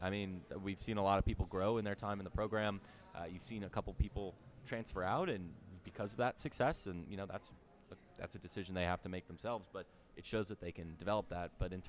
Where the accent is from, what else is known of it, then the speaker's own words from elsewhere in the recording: Chicago, Illinois, United States; No, I am from Chicago.